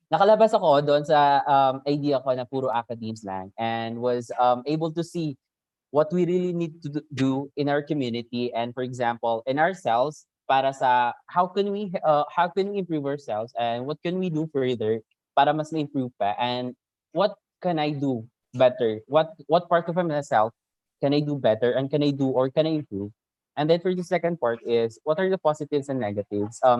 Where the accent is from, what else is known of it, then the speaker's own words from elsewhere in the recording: Maranao, Mindanao, Philippines; me as a Maranao